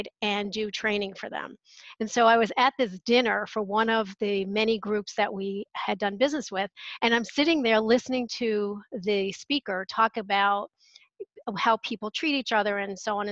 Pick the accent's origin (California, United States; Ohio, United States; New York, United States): New York, United States; moved away; I'm originally from New York